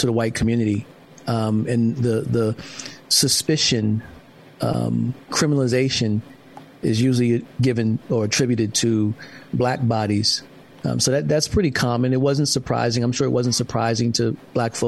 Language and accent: English; South Carolina, United States; also born or lived in Maryland / New York; now in Los Angeles, United States; from South Carolina in my hometown to Maryland to New York, even here in L.A.